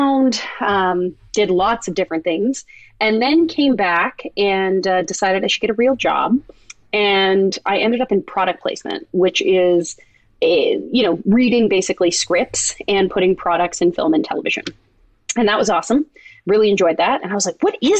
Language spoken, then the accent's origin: English; Toronto, Ontario, Canada; moved away as an adult; also born or lived in Indiana; I grew up in Toronto